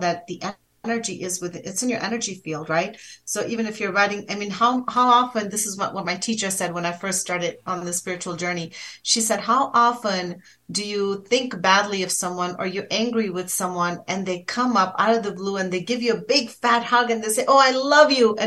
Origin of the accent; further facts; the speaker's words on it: India; I'm from India.